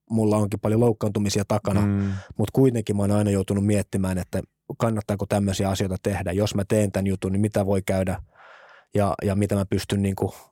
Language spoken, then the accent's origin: Finnish; Espoo, Uusimaa, Finland; mä oon tosissaan lähtöisin Espoosta, Westendistä, edelleen vanhemmat asuu siellä – meidän lapsuuden kodissa